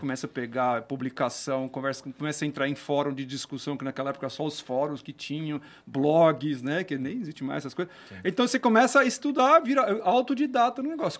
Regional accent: Campinas, São Paulo, Brazil; also born or lived in Holambra; Eu sou de Campinas, tá. nascido, estudado

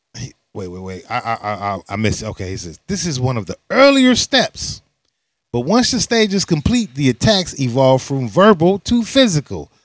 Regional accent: Chicago, Illinois, United States; being a Chicagoan

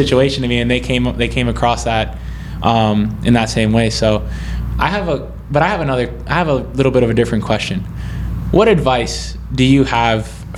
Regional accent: Florida, United States; I'm from Florida

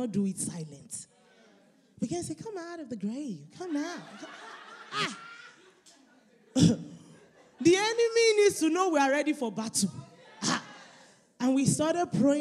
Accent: Nigeria; I'm Nigerian

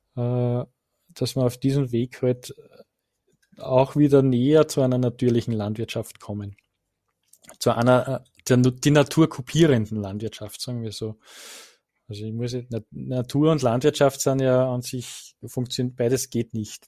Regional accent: Rodingersdorf, Lower Austria, Austria; in Rodingersdorf, also in meiner Heimat

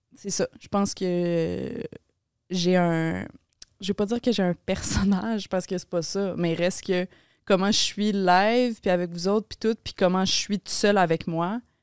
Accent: Laval, Quebec, Canada; born or raised there; moved away as an adult; now in Montreal, Canada

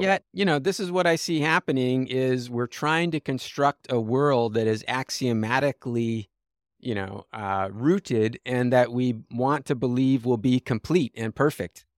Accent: Los Angeles, California, United States; I grew up in Los Angeles

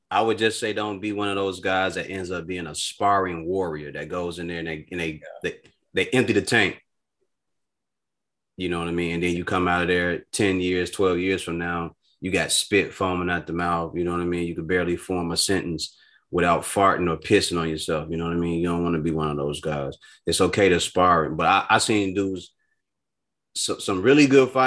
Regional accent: Chicago, Illinois, United States; I'm from Chicago

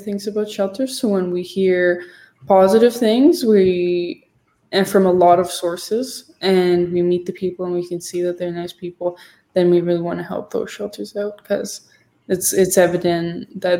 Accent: Collingwood, Ontario, Canada; where I grew up in Collingwood

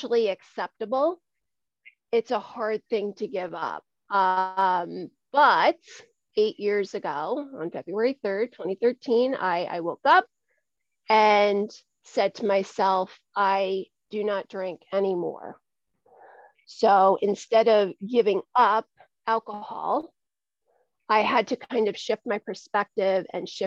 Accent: Dutchess County, New York, United States; I am from Dutchess County, New York, which is located between Albany and New York City. It's where I grew up.

